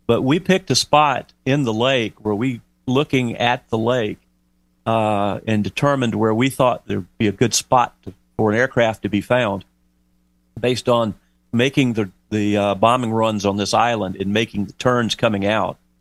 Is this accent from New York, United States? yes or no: no; Lake Murray, South Carolina, United States; I grew up on Lake Murray in South Carolina